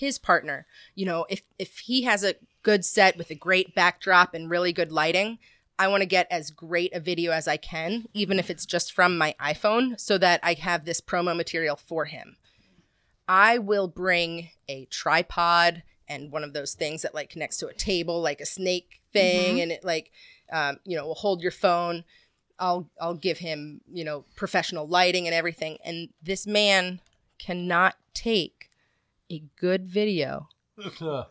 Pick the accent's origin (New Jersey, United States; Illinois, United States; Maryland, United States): Maryland, United States; Columbia; moved away as an adult; now in West Springfield, United States; I was born and raised in Columbia, Maryland